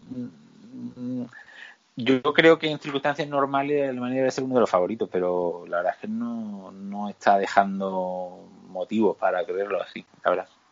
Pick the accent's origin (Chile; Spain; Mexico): Spain; somos españoles